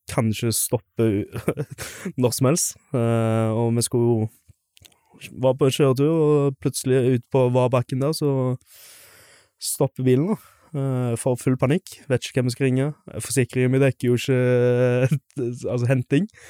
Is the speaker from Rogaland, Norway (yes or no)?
yes; Stavanger, Rogaland, Norway; moved away as an adult; also born or lived in Skjelta; now in Stord, Norway; som du kanskje hører, så er jeg jo fra Stavanger. Eh, født og oppvokst.